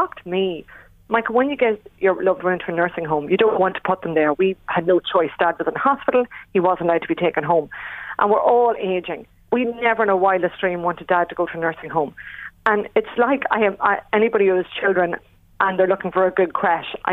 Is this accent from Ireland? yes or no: yes; Ireland; as Irish people